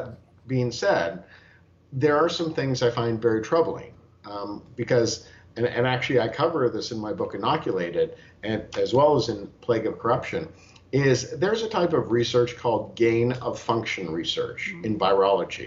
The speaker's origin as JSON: {"language": "English", "country": "United States", "said": "I am an American"}